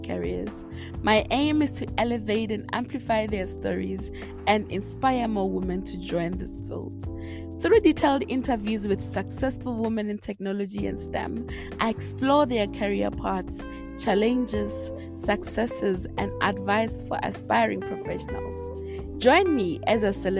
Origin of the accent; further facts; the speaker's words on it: Limpopo, South Africa; I come from Limpopo as well